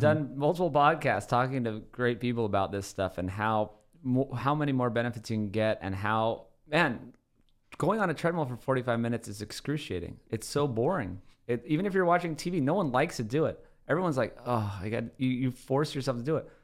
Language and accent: English; Oahu, Hawaii, United States; moved away; I grew up in Hawaii completely barefoot.